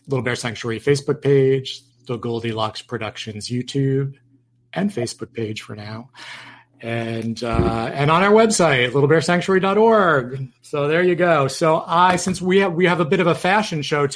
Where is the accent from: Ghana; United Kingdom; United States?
United States; Yonkers, New York; moved away; I'm from New York